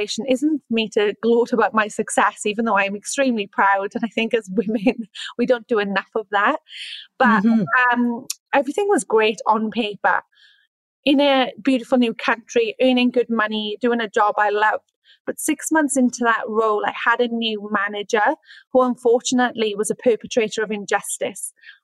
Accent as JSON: {"language": "English", "region": "Wales", "country": "United Kingdom", "also_born_or_lived": "Sydney, Australia", "moved": "as an adult", "lives_now": "Orange, Australia", "said": "I'm from Wales. And I came to Australia in 2013 as a young, ambitious backpacker"}